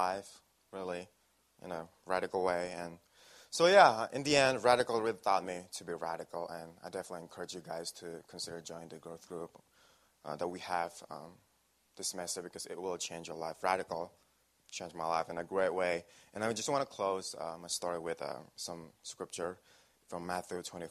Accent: Indonesia; now in Wisconsin, United States; I came from a small town in Indonesia

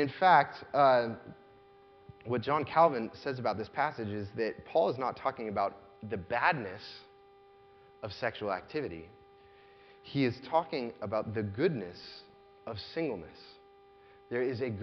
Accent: United States; As American Christians

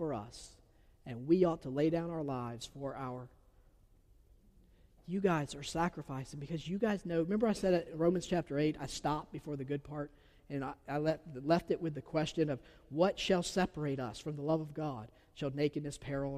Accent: Georgia, United States; accent: southern; I'm from Georgia. I have a southern accent

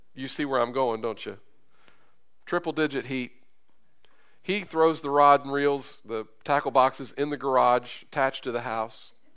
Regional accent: Carrollton, Kentucky, United States; now in Terre Haute, United States; where I grew up in Carrollton, Kentucky on Winslow Street.

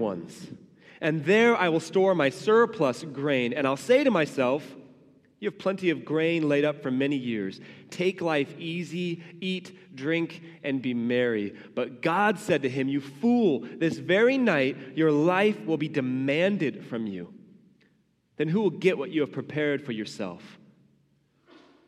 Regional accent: United States; as American Christians

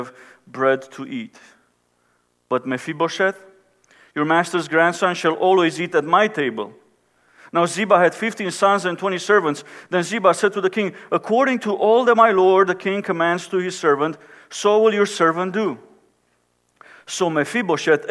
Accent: Romania; now in United States; I was born and raised in Romania, when Romania was under communism

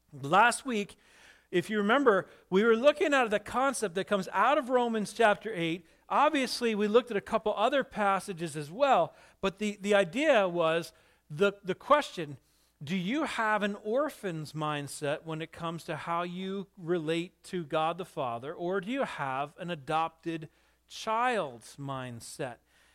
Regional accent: New England, United States; this is probably one of the most important areas for many of us, especially growing up in New England.

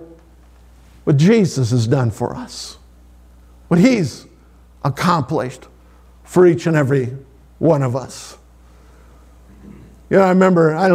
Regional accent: Sioux Valley, Minnesota, United States; I grew up in Sioux Valley, Minnesota

